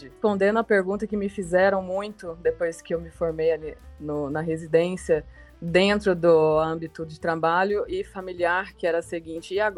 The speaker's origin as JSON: {"language": "Portuguese", "town": "Ribeirão Preto", "region": "São Paulo", "country": "Brazil", "tie": "born or raised there", "said": "Eu tenho 34 anos, sou nascida e formada em Ribeirão Preto."}